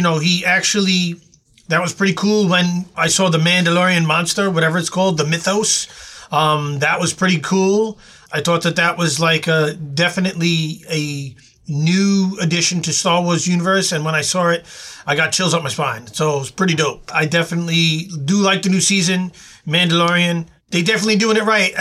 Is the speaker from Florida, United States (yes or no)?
no; New York City, New York, United States; when I was growing up in Queens with my homies